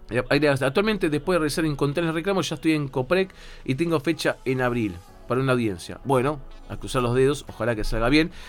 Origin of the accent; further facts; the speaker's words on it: Ecuador; now in Argentina; yo soy ecuatoriano con residencia permanente